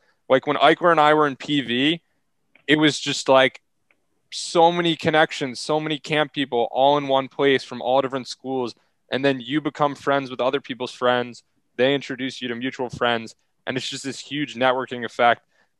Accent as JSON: {"language": "English", "region": "Pennsylvania", "country": "United States", "tie": "born or raised there", "said": "I grew up in Pennsylvania. I was the only kid in my division from Pennsylvania."}